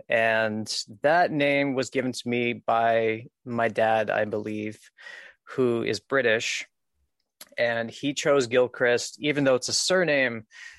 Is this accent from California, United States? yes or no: no; Rhinebeck, New York, United States; born there; So I was born in Rhinebeck, New York, in 1989.